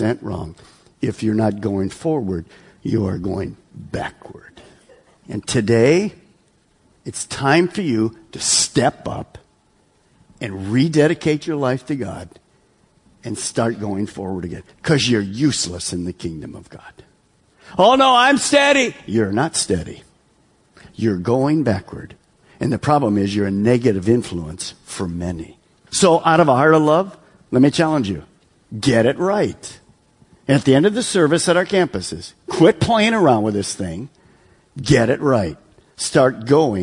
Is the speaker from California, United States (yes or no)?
no; Detroit, Michigan, United States; I'm from Detroit, so we're in suburb of Detroit